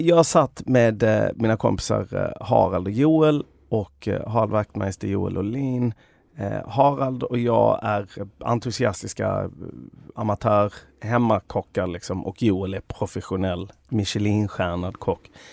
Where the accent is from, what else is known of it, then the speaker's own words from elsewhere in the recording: Sweden; jag där som svensk